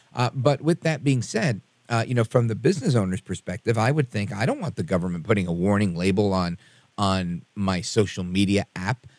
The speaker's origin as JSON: {"language": "English", "town": "New York City", "region": "New York", "country": "United States", "tie": "born or raised there", "said": "I was born in Brooklyn, New York. My parents were born on the island of Puerto Rico"}